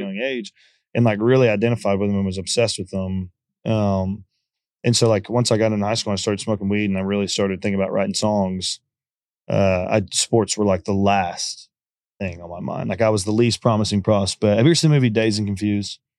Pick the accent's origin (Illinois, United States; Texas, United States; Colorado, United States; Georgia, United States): Texas, United States; Conroe; I was from Conroe